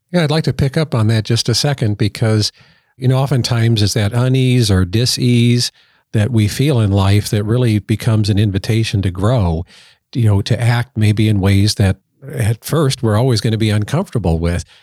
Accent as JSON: {"language": "English", "town": "Colorado Springs", "region": "Colorado", "country": "United States", "tie": "born or raised there", "said": "I grew up in Colorado Springs, so we always said we were in the shadow of the peak"}